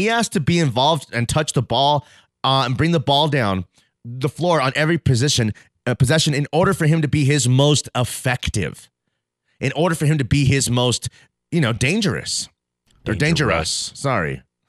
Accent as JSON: {"language": "English", "region": "California", "country": "United States", "said": "Because some guy was talking bad about Colorado. I'm from California."}